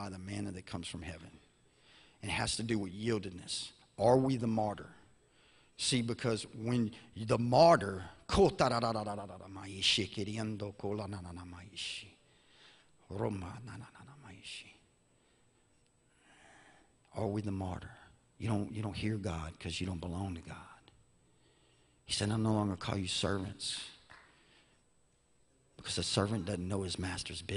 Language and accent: English; Baton Rouge, Louisiana, United States; I'm from Louisiana, so we had Katrina